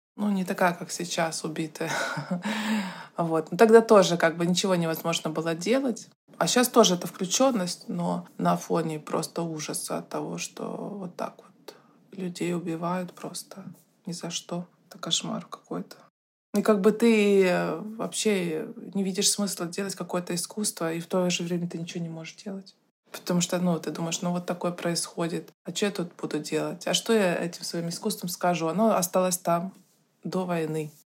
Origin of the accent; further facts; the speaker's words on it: Saint Petersburg, Russia; moved away as an adult; also born or lived in Moscow; Я, как и все петербуржцы